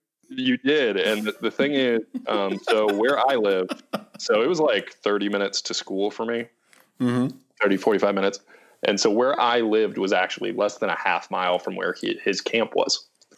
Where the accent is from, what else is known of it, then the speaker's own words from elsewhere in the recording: East Coast, United States; And growing up on the East Coast, personal relationships were super important to me.